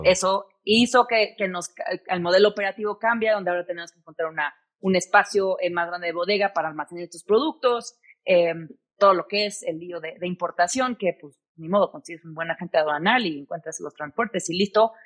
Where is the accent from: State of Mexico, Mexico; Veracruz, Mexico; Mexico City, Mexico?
Mexico City, Mexico; moved away; also born or lived in United States; Mis papás, todos, toda mi familia es de aquí, de la Ciudad de México, soy sumamente mexicana